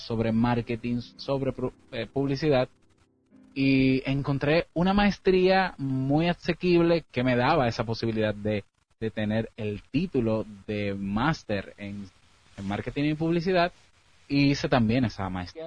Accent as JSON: {"language": "Spanish", "country": "Dominican Republic", "said": "soy de la República Dominicana"}